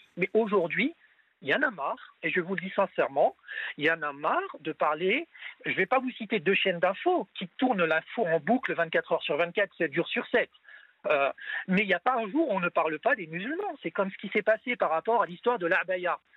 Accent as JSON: {"language": "French", "country": "France", "said": "je suis français de confession musulmane"}